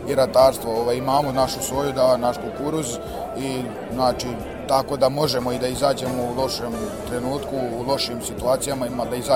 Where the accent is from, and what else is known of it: Serbia